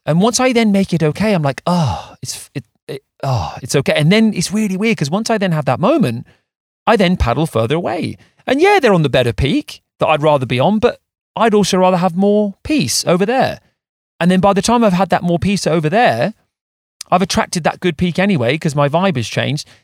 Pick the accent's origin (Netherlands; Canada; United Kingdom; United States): United Kingdom; England; as English surfers